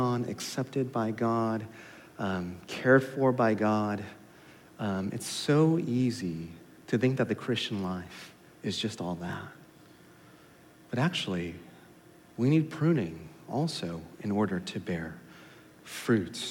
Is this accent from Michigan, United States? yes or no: no; California, United States; now in Katy, Texas, United States; I'm from California